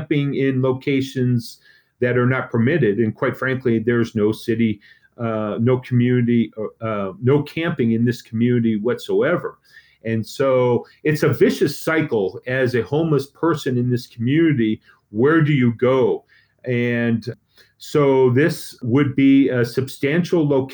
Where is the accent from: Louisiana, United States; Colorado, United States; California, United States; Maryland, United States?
Colorado, United States; Boulder; I'm from Boulder. I've lived here my whole life.